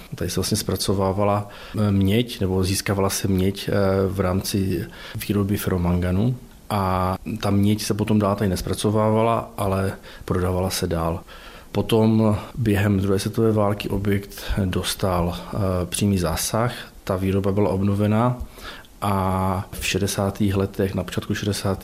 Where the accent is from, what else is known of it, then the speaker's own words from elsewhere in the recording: near Zlín, Central Moravia, Zlín Region, Czechia; moved away as an adult; also born or lived in Opava; now in Ostrava, Czech Republic; pocházím eh, od Zlína, ze Střední Moravy